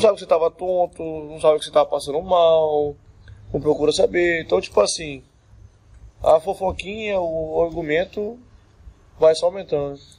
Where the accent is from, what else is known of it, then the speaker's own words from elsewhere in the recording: Cuiabá, Mato Grosso, Brazil; also born or lived in Santos, São Paulo; eu nasci em Santos, São Paulo. Santos. Sou santista. E é, com seis anos eu vim pro, pra Cuiabá